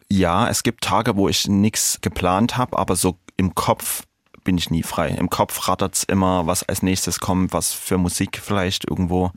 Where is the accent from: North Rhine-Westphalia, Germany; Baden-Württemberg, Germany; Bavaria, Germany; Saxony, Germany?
Saxony, Germany; Dresden; in meiner Heimatstadt in Dresden